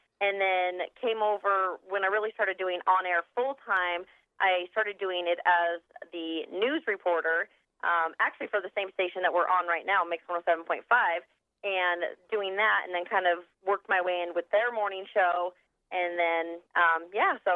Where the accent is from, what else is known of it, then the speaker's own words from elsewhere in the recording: West Jordan, Utah, United States; moved away as an adult; also born or lived in Logan, Utah; now in Clovis, United States; I was actually pretty much born and raised in Utah, in Salt Lake, West Jordan specifically.